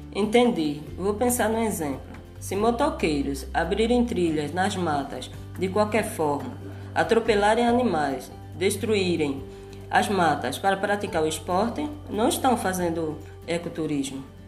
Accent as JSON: {"language": "Portuguese", "town": "Barreiros", "region": "Pernambuco", "country": "Brazil", "tie": "born or raised there", "also_born_or_lived": "Porto Calvo, Alagoas", "said": "nasci em Porto Calvo, Alagoas. Morei durante a minha infância no Engenho Muitas Cabras, que fica na área rural de Barreiros."}